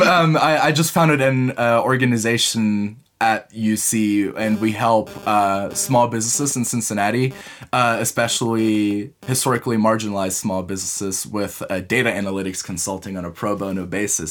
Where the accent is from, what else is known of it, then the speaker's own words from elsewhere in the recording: Munich, Bavaria, Germany; English is a second language; also born or lived in United States; I am originally from Munich